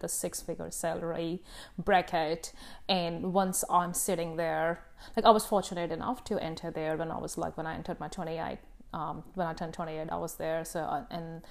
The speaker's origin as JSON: {"language": "English", "country": "India", "moved": "yes", "lives_now": "New Zealand", "said": "I'm Indian, in my culture"}